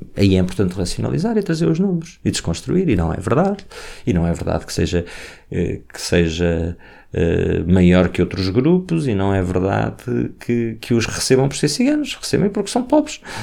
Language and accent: Portuguese; Portugal